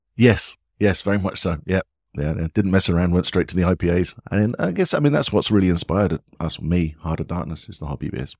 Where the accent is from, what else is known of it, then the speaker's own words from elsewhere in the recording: England, United Kingdom; moved away as an adult; also born or lived in United States; now in Vietnam; being an Englishman